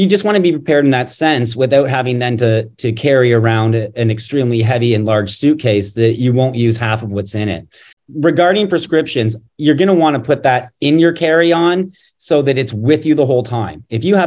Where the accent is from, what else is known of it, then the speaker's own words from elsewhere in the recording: Canada; now in United States; I'm originally from Canada